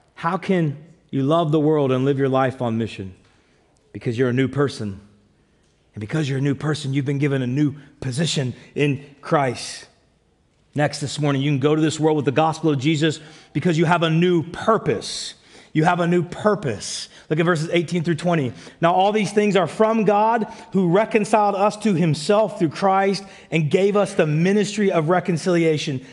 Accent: United States; moved away; also born or lived in Canada; I'm American

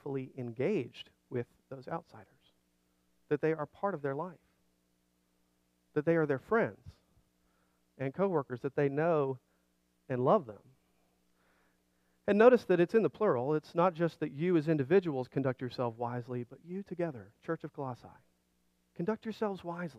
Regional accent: Alabama, United States; moved away; I grew up in Alabama

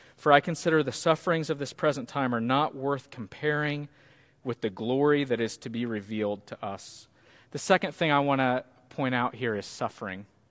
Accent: Cahokia, Illinois, United States; moved away; I went back to the church where I grew up, First Baptist Cahoka.

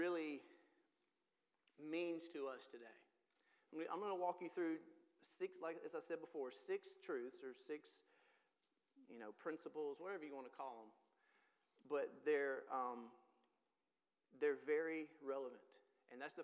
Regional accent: Mississippi, United States; now in Tennessee, United States; I'm from Mississippi

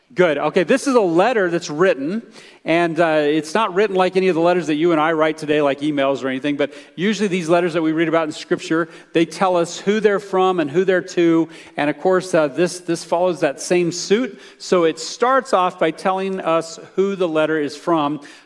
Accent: United States; as American believers

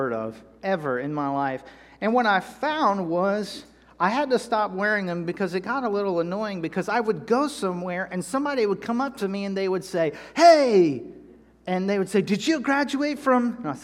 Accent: North Carolina, United States; moved away; also born or lived in Texas; I'm from North Carolina

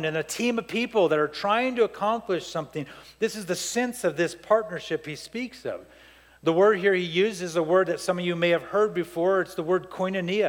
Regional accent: Lindsay, California, United States; also born or lived in Montebello, California / Downey, California; I grew up in Lindsay, California

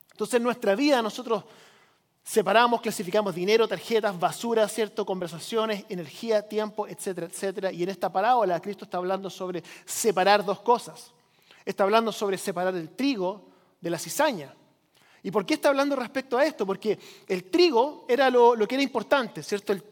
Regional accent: Chile; now in United States; yo crecí como misionero en Chile, por si usted no lo sabía, llegamos aquí a Estados Unidos.

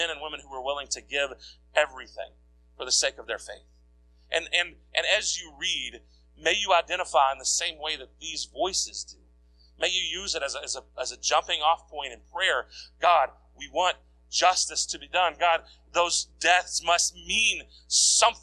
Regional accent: United States; as an American

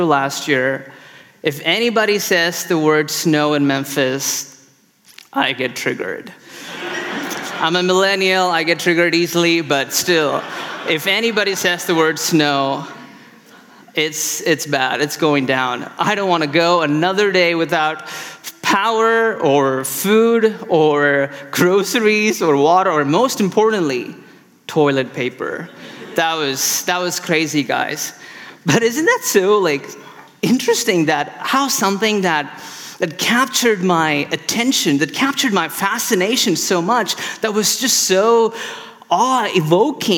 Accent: Chennai, Tamil Nadu, India; now in Chicago, United States; I'm from India originally, and I moved from the city called Chennai

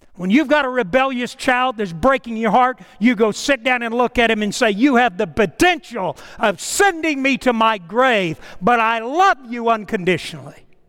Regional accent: Titusville, Florida, United States; moved away; my hometown of Titusville, Florida, Orlando, in that area back in the summer, and I went to every house I lived in growing up

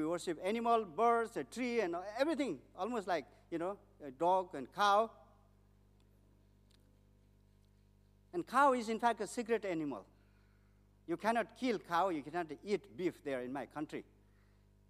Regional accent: Nepal; born or raised there

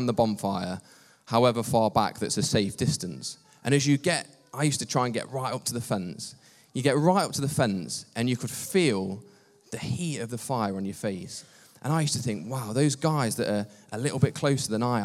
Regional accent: Long Eaton, East Midlands, United Kingdom; I grew up in Long Eaton. I've lived the majority of my life in Long Eaton

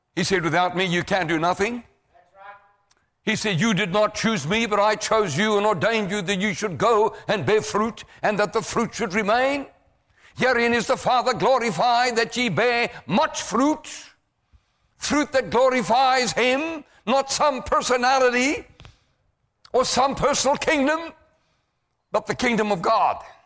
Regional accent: South Africa; I come to your country from South Africa

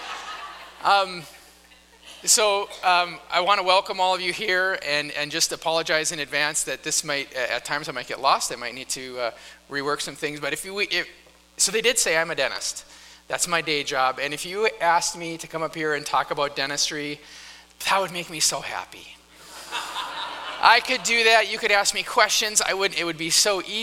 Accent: North Dakota, United States; moved away; I grew up in North Dakota

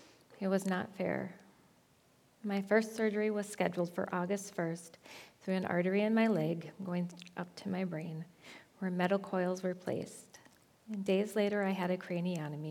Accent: Onamia, Minnesota, United States; moved away as an adult; now in Nisswa, United States; moving to the area from my hometown of Onamia

